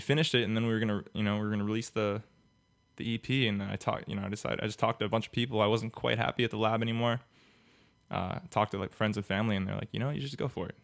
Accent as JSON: {"language": "English", "town": "Miami", "region": "Florida", "country": "United States", "tie": "born or raised there", "said": "I was born and raised in Miami"}